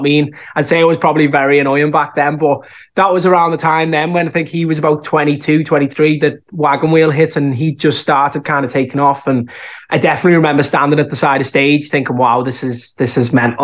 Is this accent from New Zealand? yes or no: no; Liverpool, North West England, United Kingdom; accent: Scouse; moved away as an adult; now in Dublin, Ireland; I think the Scouse accent is so strong that it's always something that'll stick with me